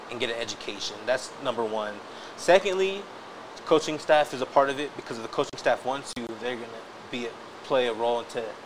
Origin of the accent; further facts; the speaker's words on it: El Paso, Texas, United States; I'm from El Paso. I lived here all my life.